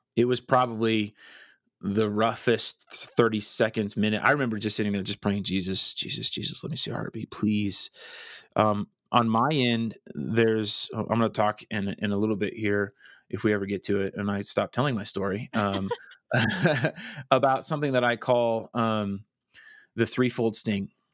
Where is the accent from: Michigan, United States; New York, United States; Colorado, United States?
Colorado, United States; Colorado Springs; moved away as an adult; also born or lived in Wichita, Kansas; I grew up in Colorado Springs